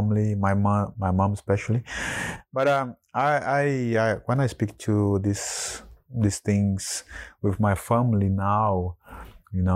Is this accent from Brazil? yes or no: yes; Brazil; moved away; growing up in Brazil